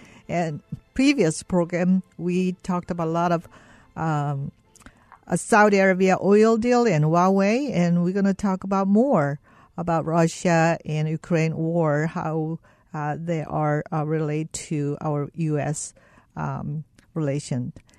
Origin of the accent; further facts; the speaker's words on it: South Korea; moved away; I start sensing, because I came from South Korea, I was very sensitive about these topics.